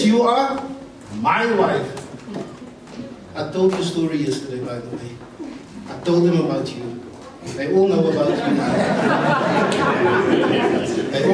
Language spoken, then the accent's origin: English; Cape Town, Western Cape, South Africa; I'm from Cape Town.